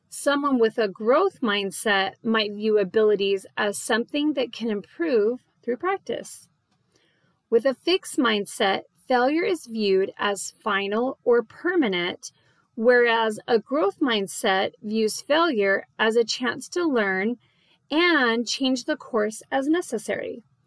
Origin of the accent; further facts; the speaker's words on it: Phoenix, Arizona, United States; now in Dallas, United States; I live in the Dallas area and I grew up in Phoenix